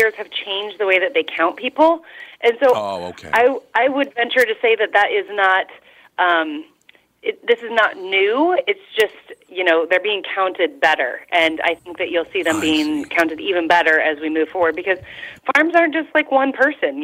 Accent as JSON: {"language": "English", "region": "Iowa", "country": "United States", "tie": "born or raised there", "said": "born and raised here in Iowa"}